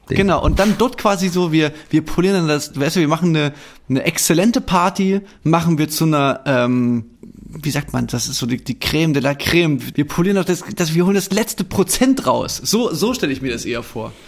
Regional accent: East Germany, Germany; als Ossi

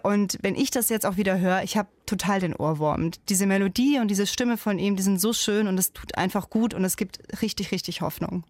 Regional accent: Germany; Ich selbst, ich bin zwar in Deutschland geboren

